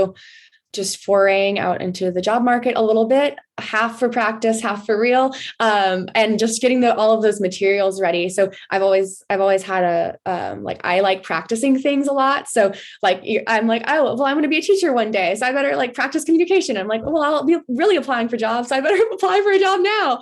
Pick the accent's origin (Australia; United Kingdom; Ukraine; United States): United States; Texas; growing up in Texas